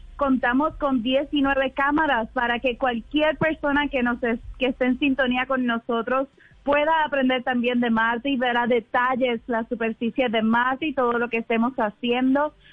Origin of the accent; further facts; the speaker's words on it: Puerto Rico; Yo soy puertorriqueña, muy boricua